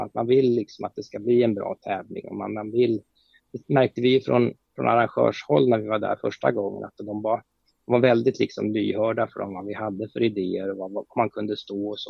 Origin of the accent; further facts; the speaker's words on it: Sweden; som svensk